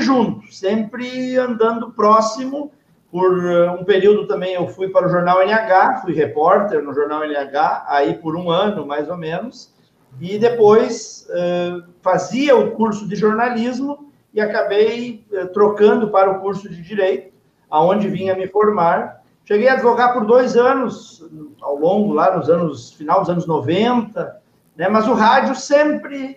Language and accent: Portuguese; Novo Hamburgo, Rio Grande do Sul, Brazil; moved away as an adult; now in Dois Irmãos, Brazil; sou natural de Novo Hamburgo. Há 12 anos resido em Dois Irmãos